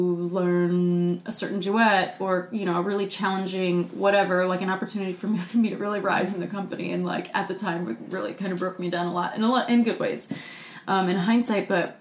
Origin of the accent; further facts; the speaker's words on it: North Carolina, United States; got on the phone with one of my childhood friends who I grew up dancing with in North Carolina